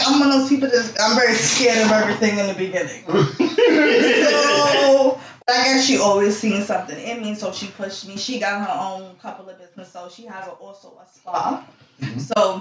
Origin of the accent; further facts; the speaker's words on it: New York City, New York, United States; also born or lived in Albany, New York; I was born in Albany, New York, with the cows and the chickens, but I was raised in Flatbush.